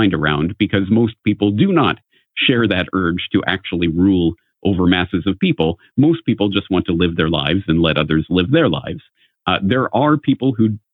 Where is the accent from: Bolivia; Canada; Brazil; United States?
Canada; from my own upbringing, being a Canadian, I was always steeped in essentially propaganda